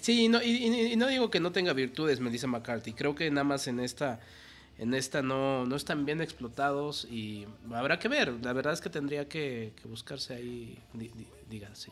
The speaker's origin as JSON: {"language": "Spanish", "country": "Mexico"}